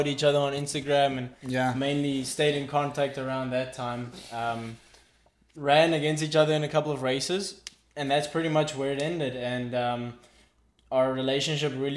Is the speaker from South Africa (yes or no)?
yes; South Africa; moved away as an adult; now in United States; originally from South Africa, currently studying in the U.S.